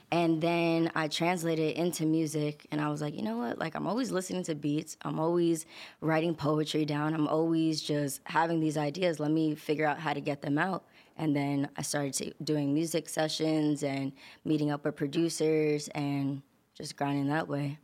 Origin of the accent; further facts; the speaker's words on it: New York City, New York, United States; also born or lived in Long Island; I kinda grew up in, like, Queens, and then I moved to Long Island